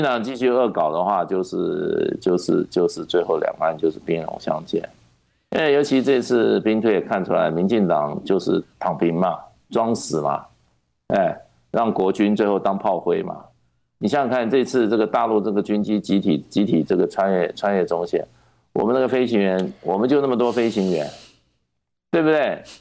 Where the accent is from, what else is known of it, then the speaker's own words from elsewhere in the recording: Taiwan; 我在台湾土生土长